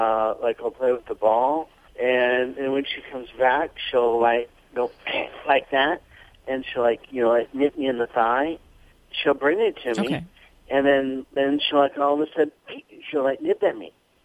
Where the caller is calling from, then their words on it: Santa Maria, California, United States; From Santa Maria, California.